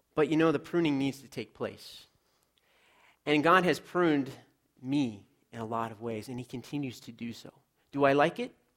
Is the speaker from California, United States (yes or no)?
yes; Los Angeles, California, United States; I grew up in Los Angeles, so I was a city kid